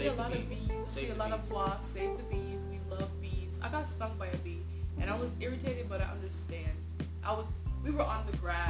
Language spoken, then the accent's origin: English; Jamaica; in my childhood growing up in Jamaica.